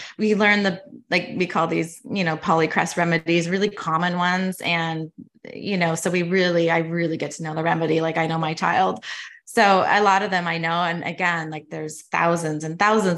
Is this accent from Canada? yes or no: yes; Canada; moved away as an adult; now in United States; I'm actually Canadian. So I am in Canada as well